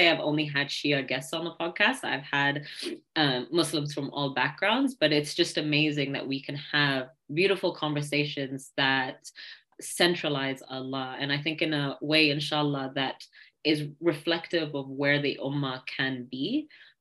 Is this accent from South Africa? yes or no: no; Kitchener, Ontario, Canada; I'm from Kitchener-Waterloo